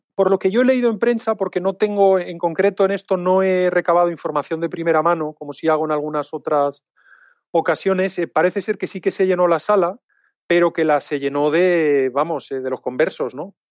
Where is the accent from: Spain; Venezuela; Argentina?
Spain; Alicante, Valencian Community; Yo soy alicantino